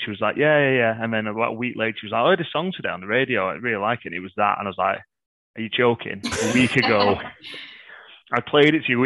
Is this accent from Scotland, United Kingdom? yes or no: no; Manchester, North West England, United Kingdom; I'm from Manchester